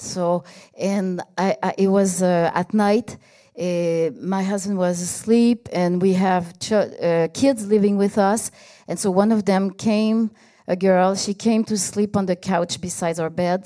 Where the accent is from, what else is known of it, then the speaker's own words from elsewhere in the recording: Canada; I'm Canadian, so I'm gonna go back to Canada